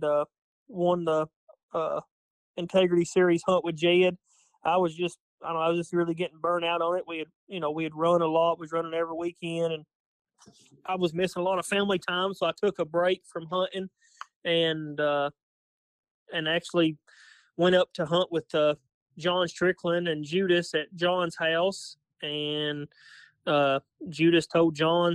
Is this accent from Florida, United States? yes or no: no; London, Kentucky, United States; I'm from London, Kentucky. Just a small town here.